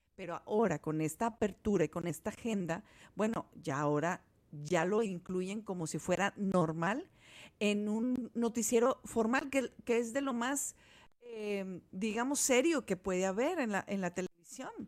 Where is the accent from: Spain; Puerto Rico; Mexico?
Mexico; Guadalajara, Jalisco; yo crecí en, en Guadalajara